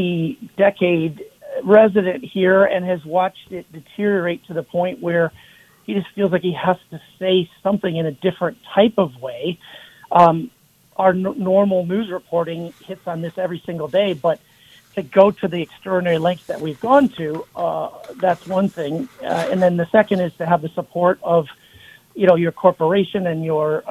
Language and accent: English; Twin Cities, Minnesota, United States; moved away as an adult; also born or lived in Los Angeles; now in Seattle, United States; I was born and raised in the Twin Cities